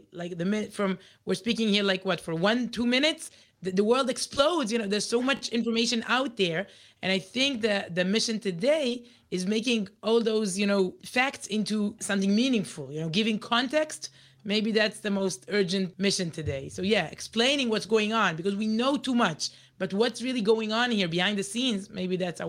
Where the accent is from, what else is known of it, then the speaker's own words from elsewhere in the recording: Israel; English is a second language; We're really native Israelis.